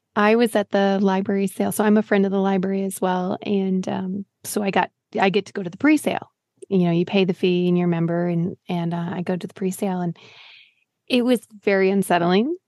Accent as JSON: {"language": "English", "town": "Green Bay", "region": "Wisconsin", "country": "United States", "said": "I'm from Green Bay."}